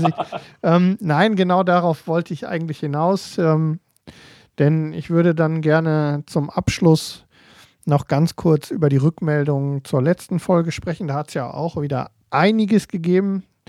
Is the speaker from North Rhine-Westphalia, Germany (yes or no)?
yes; Ruhr area, North Rhine-Westphalia, Germany; hier bei uns im Ruhrgebiet